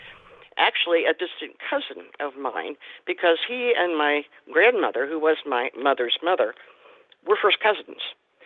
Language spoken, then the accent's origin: English; Midwest, United States; growing up in the Midwest.